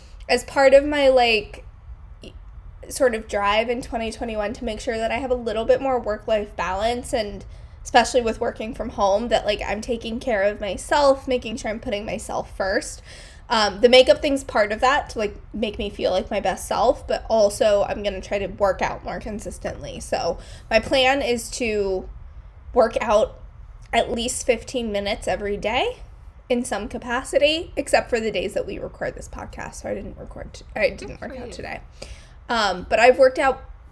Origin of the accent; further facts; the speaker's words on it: New York, United States; moved away as an adult; now in San Francisco, United States; I would probably still classify myself as a New Yorker rather than a Californian